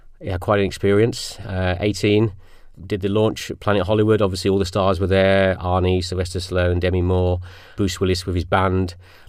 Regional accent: Birmingham, West Midlands, United Kingdom; I was actually grew up in Birmingham. Thankfully, my accent's not there anymore.

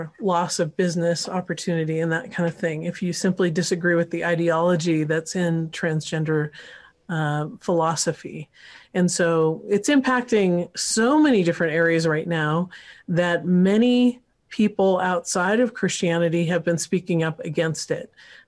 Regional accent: California, United States; I grew up partly in California, so Northern Cal.

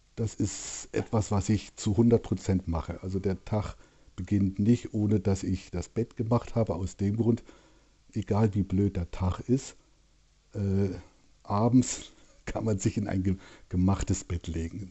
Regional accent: Hamburg, Germany; accent: Norddeutsch; moved away; also born or lived in Berlin; Also ich bin in Hamburg groß geworden und aufgewachsen

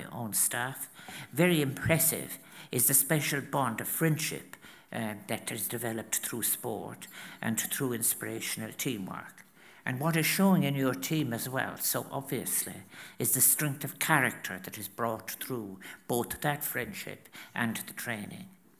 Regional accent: County Clare, Munster, Ireland; moved away as an adult; also born or lived in Limerick / Galway; I was born in Limerick, as you know, and then I was reared 14 miles out in County Clare. And then I moved when I was 19 to Galway.

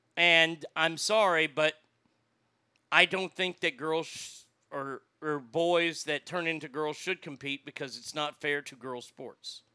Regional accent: Placerville, California, United States; I'm from Hangtown

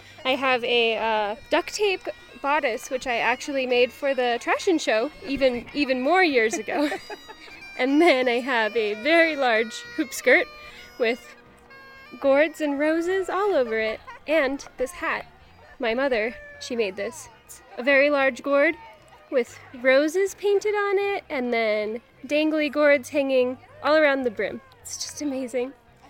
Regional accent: Castle Valley, Utah, United States; I grew up right here in Castle Valley.

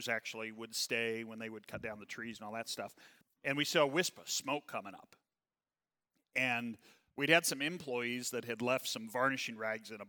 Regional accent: southeast Missouri, United States; also born or lived in Kansas City; so I was born in Kansas City. We moved down to southeast Missouri.

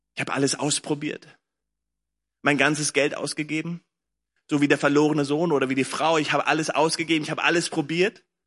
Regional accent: Lüneburg Heath, Lower Saxony, Germany; now in Berlin, Germany; ich bin groß geworden in der Lüneburger Heide, habe hier gelebt, meine Eltern leben hier immer noch

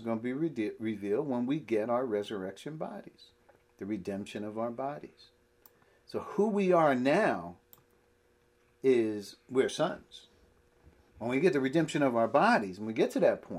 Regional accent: Piscataway, New Jersey, United States; where we grew up in Piscataway

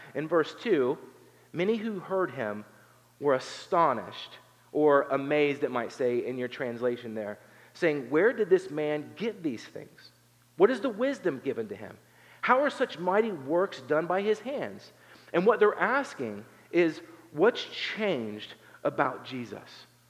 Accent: Appalachia, southern Ohio, United States; moved away; I'm from Appalachia, I'm from southern Ohio

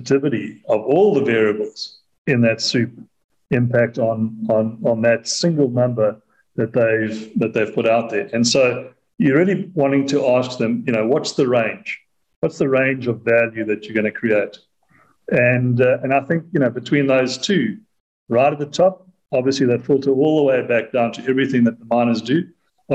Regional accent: South Africa; I say that as a South African who lives in South Africa

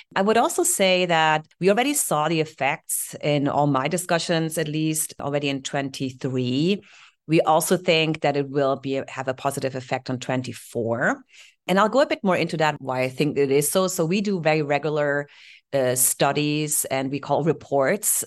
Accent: Heidelberg, Baden-Württemberg, Germany; English is a second language; moved away; So born, uh, in Heidelberg

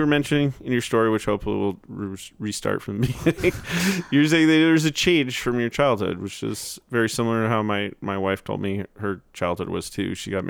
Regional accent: New Jersey, United States; born there; accent: Jersey Shore; I was born in New Jersey, and I used to have a legit Jersey Shore accent because this lady that took care of me as a kid.

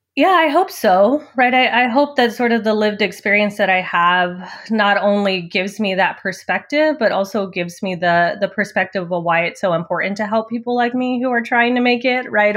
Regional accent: Liberal, Kansas, United States; also born or lived in San Angelo, Texas; we moved to rural Kansas, liberal Kansas, when I was about ten years old. So that's where I spent, you know, most of my growing up years

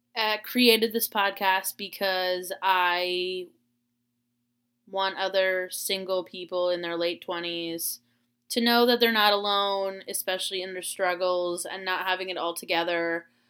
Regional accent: Florida, United States; moved away; I grew up in Florida

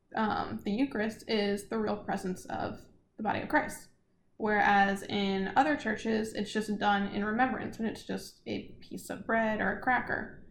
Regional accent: South Louisiana, United States; I'm from South Louisiana

